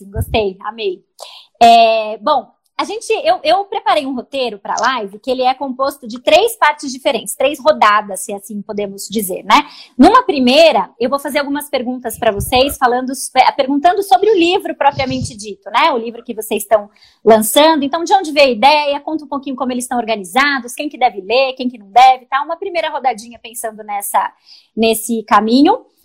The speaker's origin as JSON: {"language": "Portuguese", "region": "São Paulo", "country": "Brazil", "said": "Eu sou paulista"}